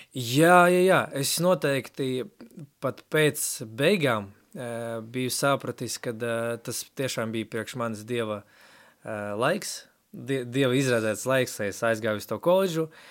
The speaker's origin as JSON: {"language": "Latvian", "country": "Latvia", "tie": "born or raised there", "first_language": "Russian", "second_language": "Latvian", "said": "izaugu ģimenē, kas bija atbraukusi uz Latviju. Sanāk, tētis no Ukrainas, mamma no Baltkrievijas"}